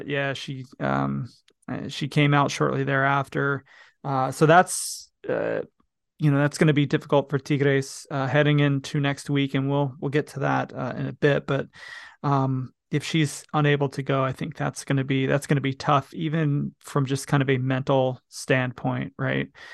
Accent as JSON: {"language": "English", "country": "United States", "said": "I'm an American"}